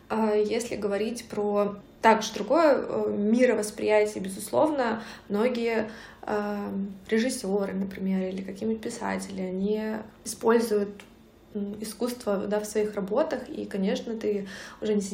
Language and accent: Russian; southern Russia, Russia; accent: southern; Я даже говорила не так, как э, все в Санкт-Петербурге говорят. у меня был такой говор